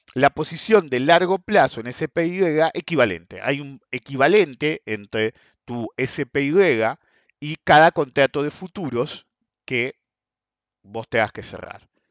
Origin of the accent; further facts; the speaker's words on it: Argentina; somos argentinos